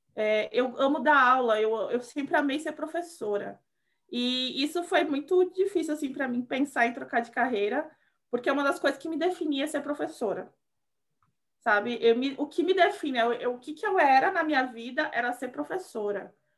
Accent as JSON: {"language": "Portuguese", "region": "Rio Grande do Sul", "country": "Brazil", "also_born_or_lived": "Salvador, Bahia", "moved": "as an adult", "said": "eu sou do Rio Grande do Sul, é, mas eu fiquei muitos anos na Bahia, em Salvador."}